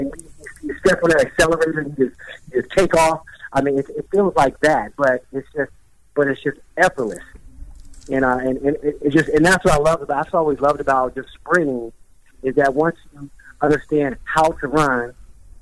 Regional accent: Riverside, California, United States; Riverside Community College in my hometown

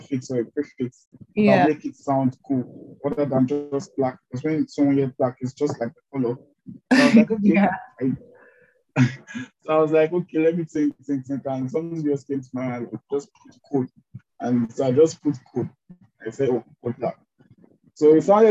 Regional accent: Delta, Nigeria; also born or lived in Port Harcourt; I'm from Delta State, Nigeria.

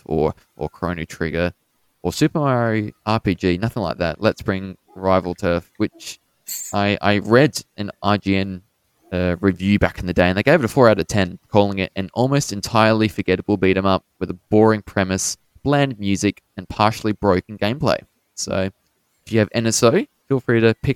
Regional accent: Australia; we're both from Australia

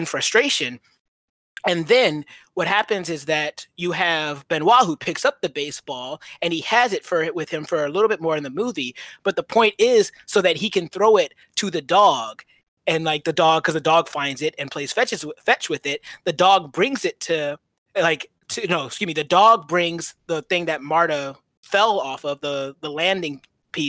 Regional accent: Georgia, United States; I'm from Georgia

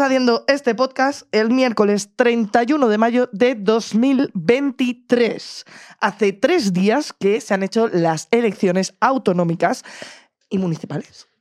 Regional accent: Madrid, Community of Madrid, Spain; como madrileña, persona que vive en el centro de Madrid

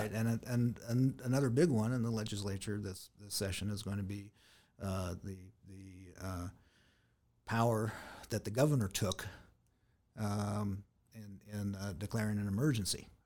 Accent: San Diego, California, United States; moved away as an adult; also born or lived in Houston, Texas / Escanaba, Michigan; born in San Diego, uh, raised in San Diego

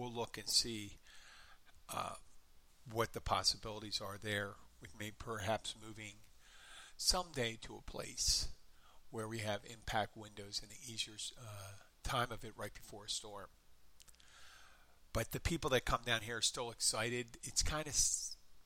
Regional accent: Philadelphia, Pennsylvania, United States; I was going to college in my hometown and I lived in the far northeastern corner of the city, my home was, but I lived on campus

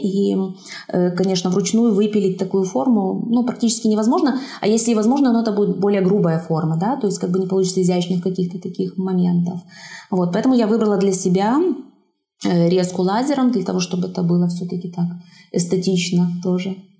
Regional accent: Zhabinka, Brest Region, Belarus; я родилась в Жабинке, закончила там школу

